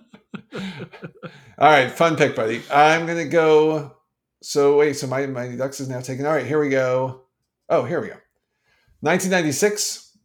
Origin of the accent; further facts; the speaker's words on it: Canada; being Canadian